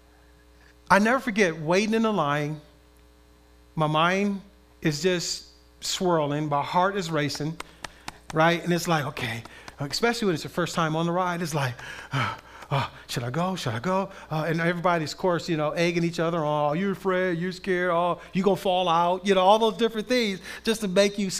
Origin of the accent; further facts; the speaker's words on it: Compton, California, United States; as a kid, I grew up in Southern California, in Compton